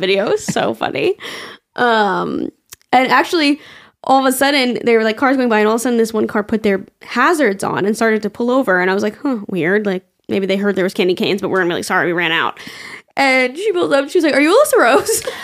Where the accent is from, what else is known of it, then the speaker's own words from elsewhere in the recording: New York, United States; I'm from New York